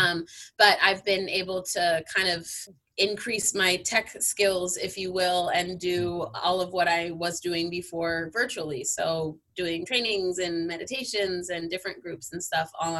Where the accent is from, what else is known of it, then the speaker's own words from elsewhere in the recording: Southern California, United States; also born or lived in San Francisco; I am born and raised in Southern California